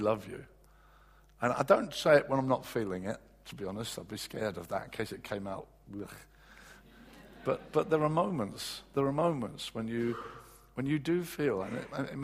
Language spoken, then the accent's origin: English; England, United Kingdom; as English guys